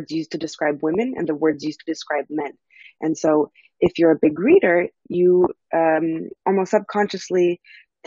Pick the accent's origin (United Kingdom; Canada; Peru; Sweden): Canada; I grew up in Canada.